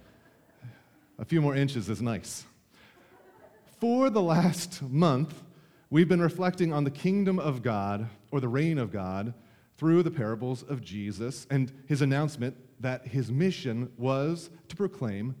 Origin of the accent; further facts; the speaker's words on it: United States; As an American citizen in the 21st century